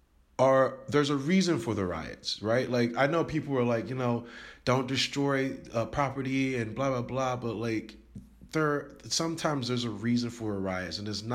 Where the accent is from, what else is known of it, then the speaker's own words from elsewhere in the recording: United States; now in Taiwan; I didn't really notice because I'm American and I didn't notice it. Where I live right now in Taiwan